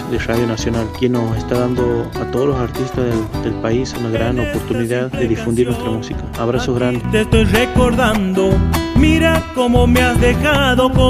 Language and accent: Spanish; Santiago del Estero, Argentina; soy de Santiago del Estero Capital.